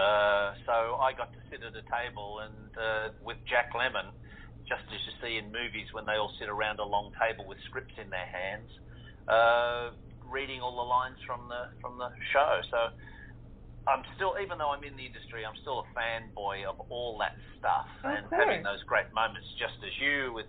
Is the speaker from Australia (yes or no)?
yes; Australia; accent: Australian; I am an Australian and I have, you know, an Australian accent